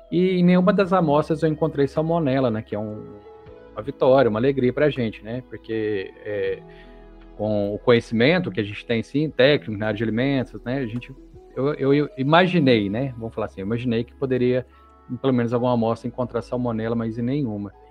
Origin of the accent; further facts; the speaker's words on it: Minas Gerais, Brazil; eu acho isso maravilhoso, né? Como um bom mineiro e consumidor de queijos artesanais.